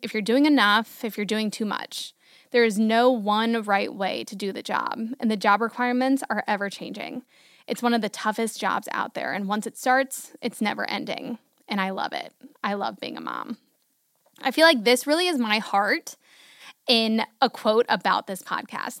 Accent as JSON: {"language": "English", "town": "Hudson", "country": "United States", "also_born_or_lived": "Houston", "moved": "as an adult", "said": "we moved back from Houston to Hudson"}